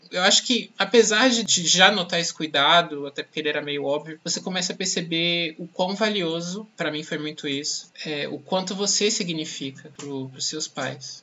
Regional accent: Bahia, Brazil; moved away as an adult; now in São Paulo, Brazil; eu sou baiano, é um rótulo que que, que não me escapa

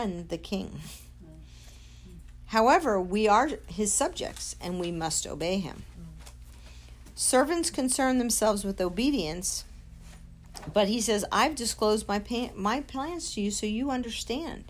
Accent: United States; we as Americans, as American Christians

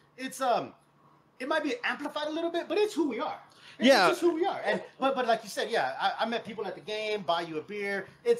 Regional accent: San Antonio, Texas, United States; moved away as an adult; now in San Diego, United States; I'm born and raised in San Antonio.

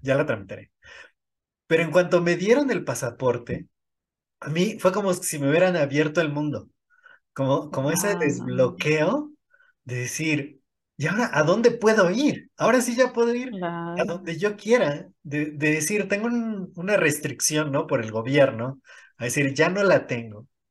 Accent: State of Mexico, Mexico; Yo, nací en el Estado de México, eh, pero me registraron allá

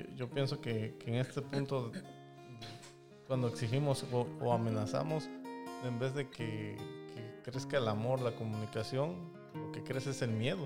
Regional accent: Mexico; yo soy de México

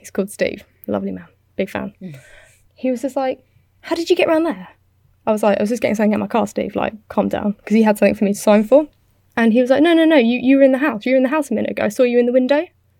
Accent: United Kingdom; I'm British.

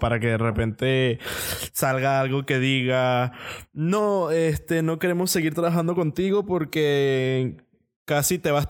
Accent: Venezuela; somos venezolanos

